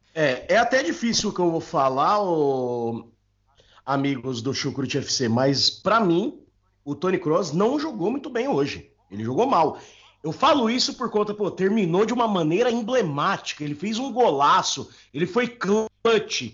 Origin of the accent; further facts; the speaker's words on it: ABC Paulista, São Paulo, Brazil; eu sou do ABC Paulista